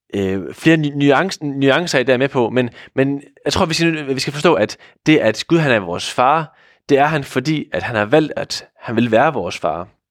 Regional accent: Hvide Sande, Central Denmark Region, Denmark; moved away as an adult; now in Odense, Denmark; oprindeligt så er jeg fra Hvide Sande

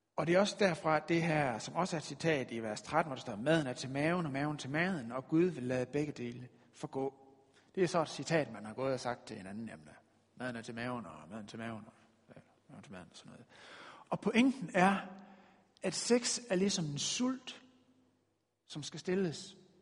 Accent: West Jutland, Denmark; vi er jo fra Vestjylland af

